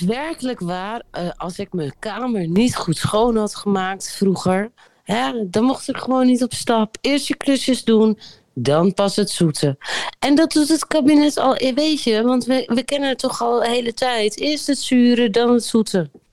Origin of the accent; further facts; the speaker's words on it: Groningen, Netherlands; ik kom uit Groningen